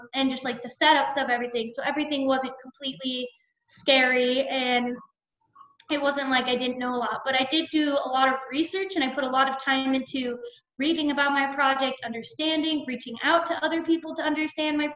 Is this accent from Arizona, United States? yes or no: yes; Arizona, United States; moved away as an adult; now in Ohio, United States; I had to move to another state because I'm from Arizona, so I had to move to Ohio to do it